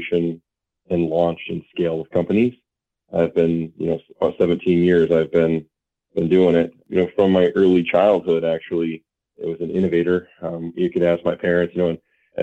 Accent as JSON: {"language": "English", "town": "Traverse City", "region": "Michigan", "country": "United States", "tie": "born or raised there", "also_born_or_lived": "Warren, Michigan / Ann Arbor, Michigan", "moved": "as an adult", "lives_now": "Marquette, United States", "said": "I grew up in Traverse City. I lived my whole entire life there."}